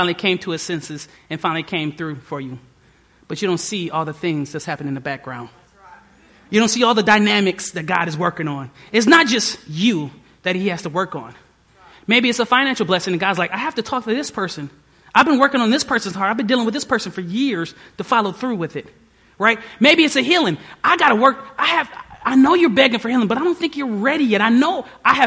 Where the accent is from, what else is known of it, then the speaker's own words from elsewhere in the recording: Detroit, Michigan, United States; moved away; I was from Detroit